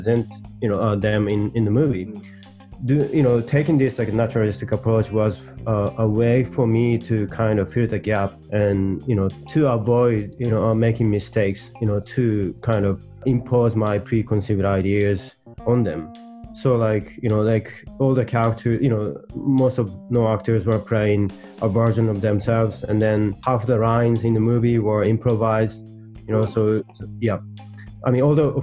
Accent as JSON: {"language": "English", "region": "Hokkaido", "country": "Japan", "tie": "born or raised there", "also_born_or_lived": "United States", "moved": "as an adult", "said": "I was born and raised in Hokkaido"}